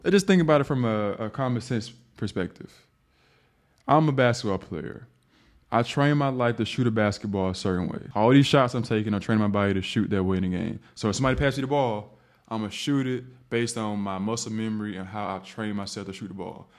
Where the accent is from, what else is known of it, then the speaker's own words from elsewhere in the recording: the South, United States; I'm from the South.